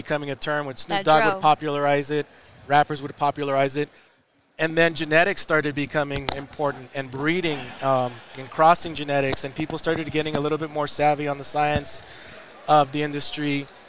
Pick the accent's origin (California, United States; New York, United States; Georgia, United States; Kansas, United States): California, United States; Los Angeles; my parents are from Mexico. I'm born and raised in Los Angeles.